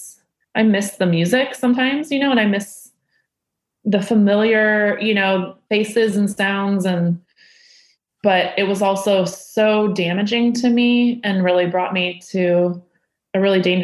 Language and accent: English; Indiana, United States; growing up in Indiana